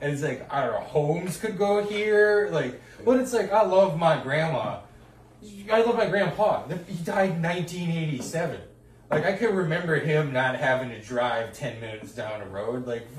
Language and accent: English; Brooklyn, New York, United States; I'm from Brooklyn.